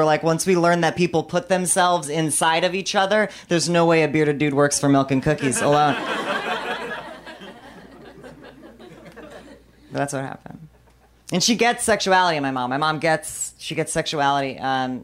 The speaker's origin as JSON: {"language": "English", "town": "Bartonville", "region": "Illinois", "country": "United States", "tie": "born or raised there", "moved": "yes", "said": "my hometown of Bartonville, Illinois"}